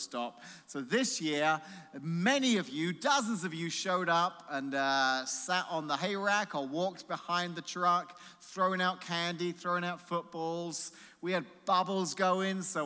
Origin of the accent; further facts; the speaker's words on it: England, United Kingdom; now in United States; I grew up in England